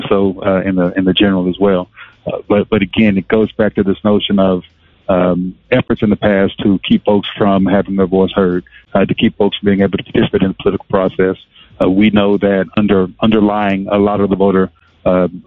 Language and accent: English; the South, United States; I'm from the South. My parents, my grandparents, down in Texas